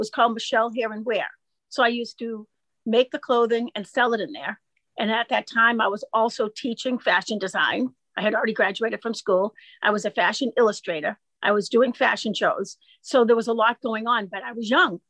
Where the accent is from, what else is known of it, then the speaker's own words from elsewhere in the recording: Wakefield, Massachusetts, United States; I grew up here